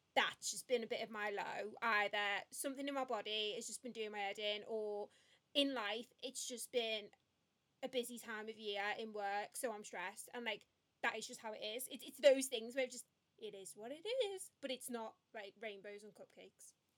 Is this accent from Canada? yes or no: no; Liverpool, North West England, United Kingdom; moved away as an adult; also born or lived in Birmingham; I was born and raised in Liverpool